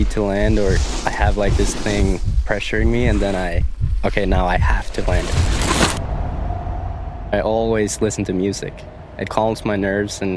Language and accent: English; Dombås, Innlandet, Norway; I'm a snowboarder from Dombås, Norway, and I'm 23 years old.